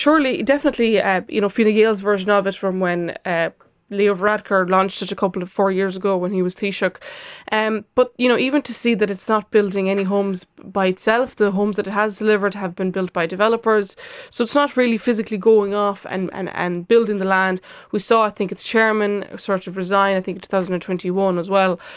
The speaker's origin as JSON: {"language": "English", "country": "Lithuania", "moved": "yes", "lives_now": "Ireland", "said": "I am from Lithuania, and I spent Christmas there, and my parents live in an apartment"}